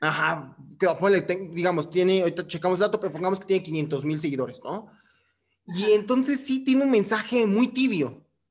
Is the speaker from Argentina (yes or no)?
no; Mexico; yo no soy ni de Perú, yo soy de México.